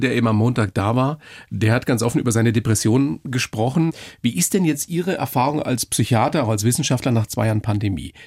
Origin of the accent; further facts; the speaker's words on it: Upper Palatinate, Bavaria, Germany; Ich bin ja selber Oberpfälzer